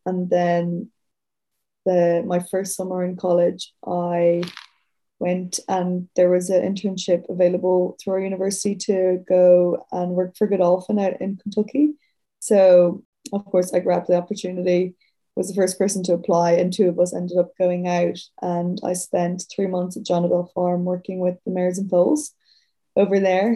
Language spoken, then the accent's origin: English; Dublin, Leinster, Ireland; moved away as an adult; now in Sydney, Australia; I'm from Dublin City, like 10 minutes outside the city originally